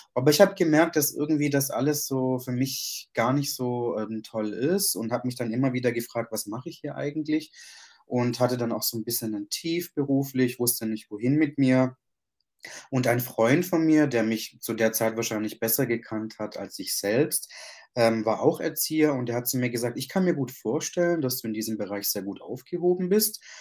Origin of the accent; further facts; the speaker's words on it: Germany; also born or lived in Sicily, Italy (parents' origin); Meine Eltern kommen aus Ita-, aus, aus, aus Italien, genauer gesagt aus Sizilien. Und ich bin hier geboren und aufgewachsen